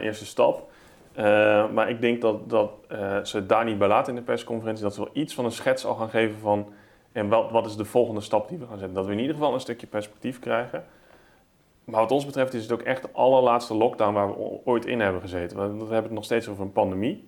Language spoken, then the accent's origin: Dutch; Netherlands; wij als Nederlanders